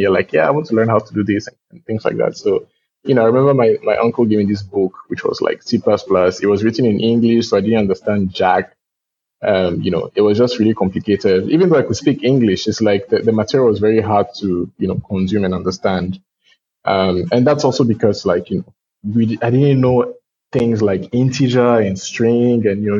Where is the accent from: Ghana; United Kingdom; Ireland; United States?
Ghana; born there; also born or lived in Togo; So I was born in Ghana. I moved to Togo my parents moved to Ghana during the, political things happening in Togo in the late 90s.